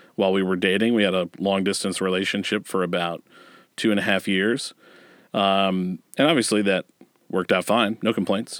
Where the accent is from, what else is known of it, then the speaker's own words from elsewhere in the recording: Westerville, Ohio, United States; I grew up in Westerville, Ohio